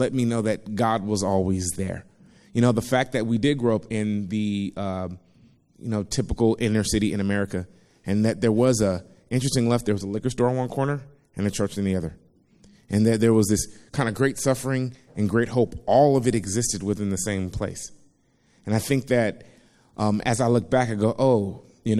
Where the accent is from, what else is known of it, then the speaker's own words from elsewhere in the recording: Compton, California, United States; For the first 11 years of my life, I was raised in Compton, California.